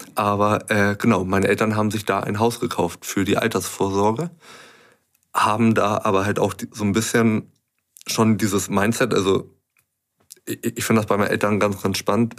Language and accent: German; Hamburg, Germany; also born or lived in Pinneberg; ich bin in Hamburg geboren, aufgewachsen ja.